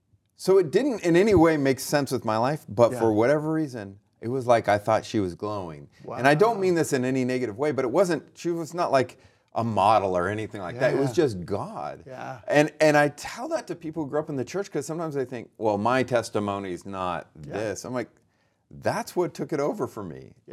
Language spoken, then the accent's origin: English; Lodi, California, United States; So I was born and raised in Lodi, which is great.